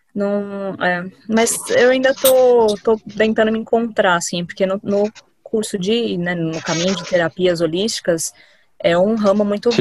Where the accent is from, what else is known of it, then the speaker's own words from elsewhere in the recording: Diadema, São Paulo, Brazil; Sou aqui de Diadema, São Paulo